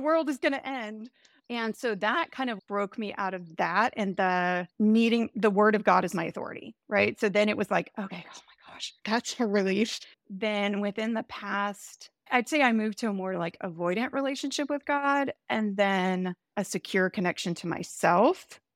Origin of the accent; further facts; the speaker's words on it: the Bible Belt in the South, United States; moved away; also born or lived in Chicago; I grew up Southern Baptist in the Bible Belt in the South. It was interesting when I moved to Chicago